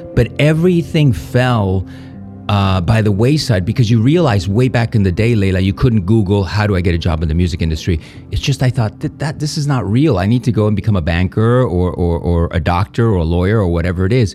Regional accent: Spain; English is a second language; moved away; also born or lived in Mallorca; growing up in Spain

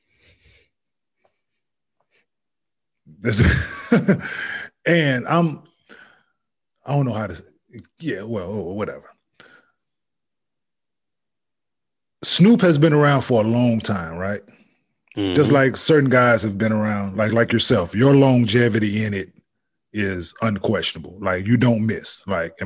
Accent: the South, United States; I'm from the South

